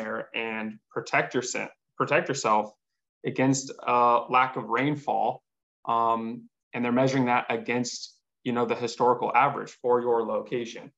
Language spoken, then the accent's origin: English; Southern Arizona, United States; growing up in Southern Arizona